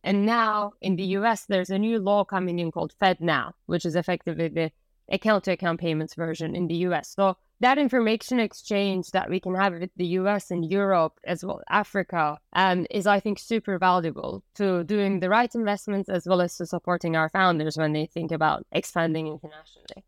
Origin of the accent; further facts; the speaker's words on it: Turkey; moved away as an adult; also born or lived in United States; I was born and raised in Turkey